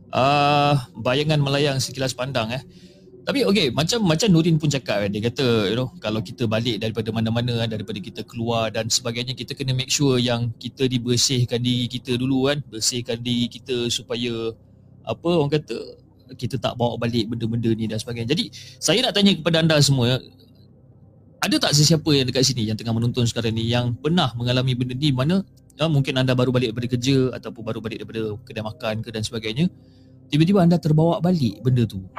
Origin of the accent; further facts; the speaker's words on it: Johor Bahru, Johor, Malaysia; dan saya berasal daripada Johor Bahru.